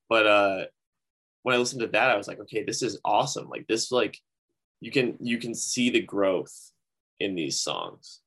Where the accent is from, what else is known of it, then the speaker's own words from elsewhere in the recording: Grand Rapids, Michigan, United States; my hometown, uh, Grand Rapids